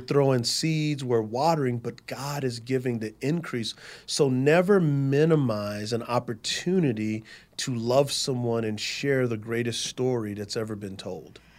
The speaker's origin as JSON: {"language": "English", "town": "San Antonio", "region": "Texas", "country": "United States", "moved": "as an adult", "said": "So I'm from San Antonio, Texas"}